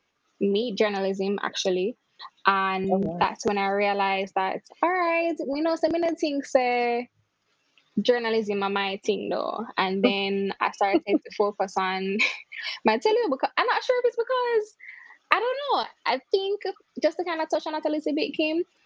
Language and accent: English; Mandeville, Manchester, Jamaica; moved away; also born or lived in Kingston, Jamaica; I'm from Mandeville, Manchester. That's a country in Jamaica. And then I moved to Kingston, which is the city.